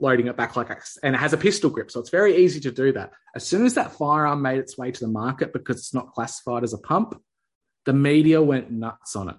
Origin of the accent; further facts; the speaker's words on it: Australia; as an Aussie